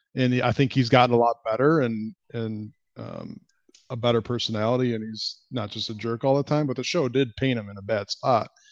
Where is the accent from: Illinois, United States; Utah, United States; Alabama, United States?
Illinois, United States; Chicago; I'm a Cubs fan 'cause I grew up in Chicago